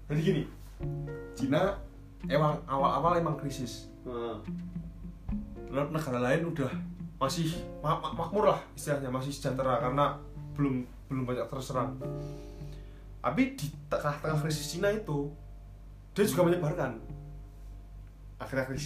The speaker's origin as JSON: {"language": "Indonesian", "region": "Java", "country": "Indonesia", "said": "ya dewi wong Jawa emang kita tuh orang Jawa yang nggak lepas dari hubungan sosial"}